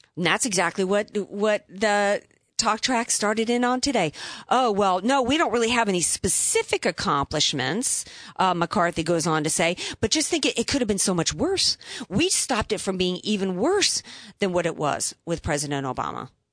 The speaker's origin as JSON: {"language": "English", "region": "the Bible Belt", "country": "United States", "tie": "born or raised there", "said": "I grew up in the Bible Belt"}